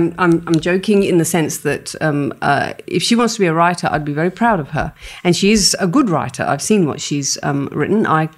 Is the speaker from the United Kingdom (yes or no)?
no; India; For me, being Indian, what really comes out strongly, and this is me channeling my dad, and I, you know, I'm not ashamed of it.